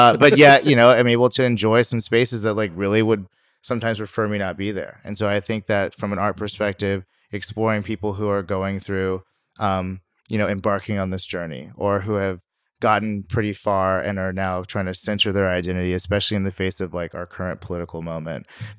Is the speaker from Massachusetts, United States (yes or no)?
no; Sacramento, California, United States; And my background is I'm from Sacramento, which you may or may not know, according to census, is like the most diverse city in the nation. But, you know, I grew up there.